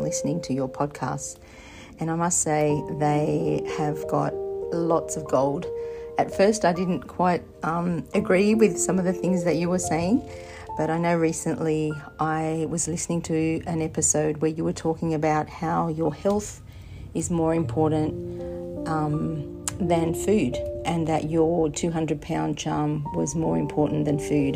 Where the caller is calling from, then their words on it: Australia; I am ringing from Australia